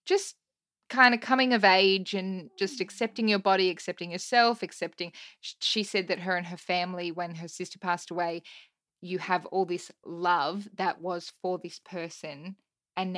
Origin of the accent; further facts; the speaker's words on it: Cronulla, New South Wales, Australia; we're from Cronulla